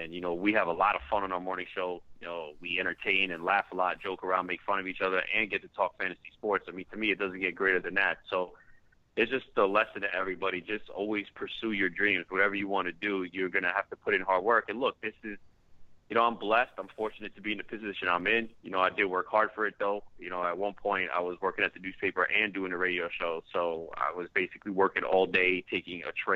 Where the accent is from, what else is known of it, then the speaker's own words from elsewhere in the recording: New York, United States; I wanted to be a sports talk show host growing up in New York, listening to WFAN